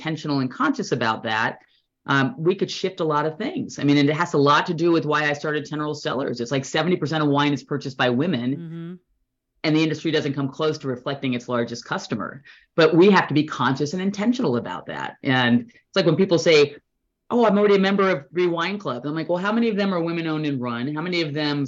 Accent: Orange County, California, United States; moved away as an adult; also born or lived in New Jersey / Berkeley / Bay Area; now in Fair Play, United States; Born in Jersey, New Jersey, and then grew up in Orange County. Moved there when I was 7 and grew up in Orange County

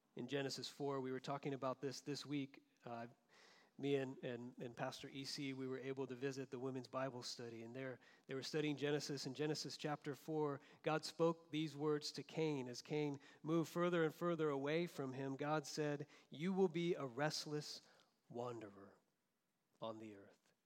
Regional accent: Florida, United States; moved away; also born or lived in Southern California; growing up in Florida

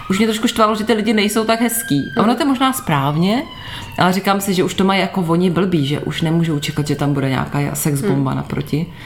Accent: Ukraine; No já jsem Ukrajinka, že jo, takže taková...

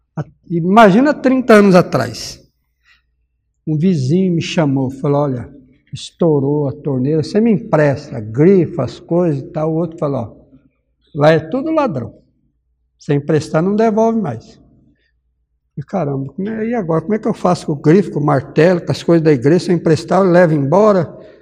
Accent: Minas Gerais, Brazil; moved away; eu sou mineiro

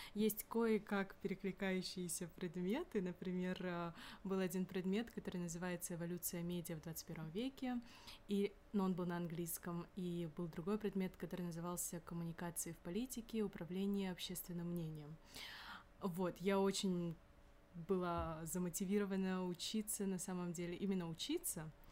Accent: Kyrgyzstan; now in Moscow, Russia; я сама из Кыргызстана

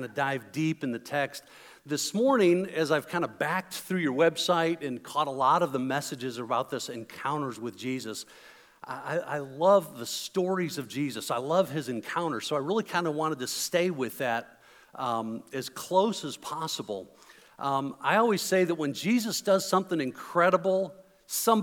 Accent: Chicago, Illinois, United States; moved away; I am originally from the Chicago area

